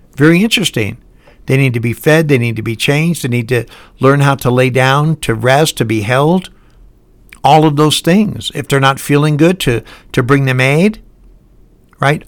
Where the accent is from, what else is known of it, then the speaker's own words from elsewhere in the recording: Highland Park, Michigan, United States; now in Salt Lake City, United States; I live in Salt Lake City, and I was born in Highland Park, Michigan